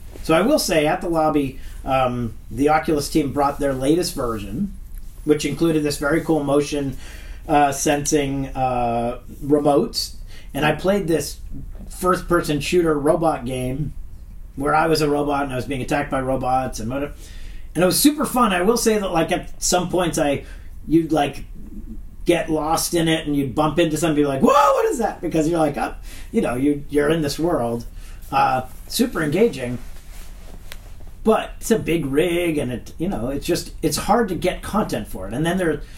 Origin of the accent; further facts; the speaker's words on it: New Hampshire, United States; moved away as an adult; also born or lived in Stanford; home in New Hampshire